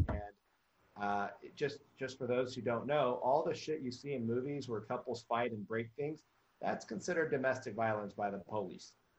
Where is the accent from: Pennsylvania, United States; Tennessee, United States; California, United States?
Tennessee, United States; Memphis; I came from Memphis, Tennessee